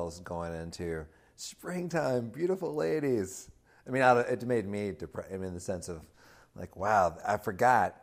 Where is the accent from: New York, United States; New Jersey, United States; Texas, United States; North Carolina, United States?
North Carolina, United States; I'm from North Cackalacka